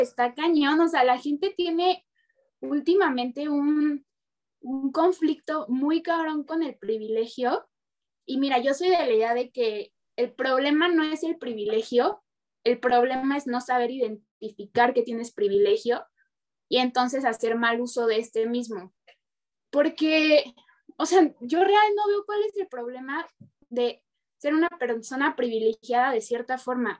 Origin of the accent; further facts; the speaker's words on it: Mexico; sí soy mexicana